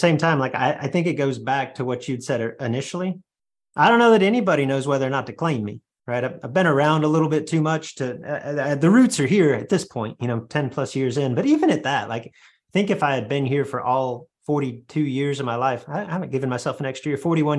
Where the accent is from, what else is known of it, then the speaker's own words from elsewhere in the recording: Illinois, United States; Let's move to my home state, the state of Illinois.